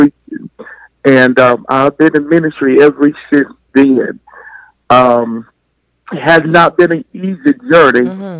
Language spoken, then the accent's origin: English; Birmingham, Alabama, United States; also born or lived in Tuscaloosa; I'm in Birmingham now. But originated from Tuscaloosa, but my mom brought us there when we were smaller.